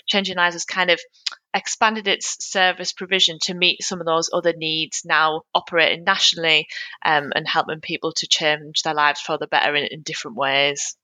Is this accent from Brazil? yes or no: no; North East England, United Kingdom; accent: northeastern; now in Newcastle, United Kingdom; I'm currently in Newcastle, if you couldn't tell from my northeastern accent